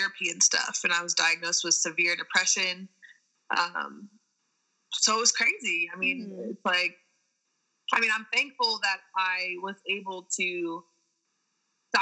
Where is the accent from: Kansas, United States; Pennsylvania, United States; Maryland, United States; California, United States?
California, United States; San Diego; San Diego State, you know, D1 in my hometown